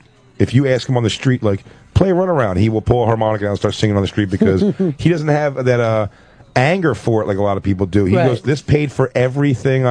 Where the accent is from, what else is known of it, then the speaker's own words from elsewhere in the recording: Philadelphia, Pennsylvania, United States; I just grew up in Philadelphia